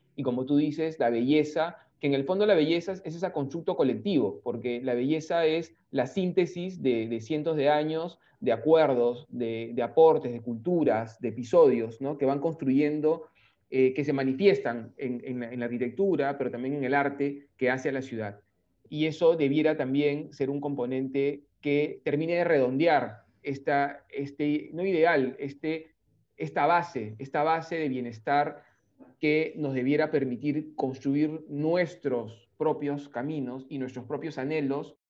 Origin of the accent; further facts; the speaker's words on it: Lima, Peru; nuestra Lima, que es más gris